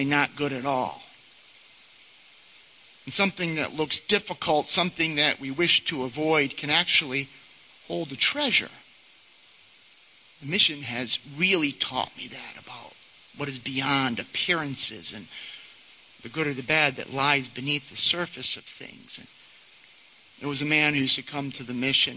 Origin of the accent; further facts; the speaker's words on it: Rotterdam, New York, United States; I was born in Rotterdam, I had three brothers, attended Chalmont schools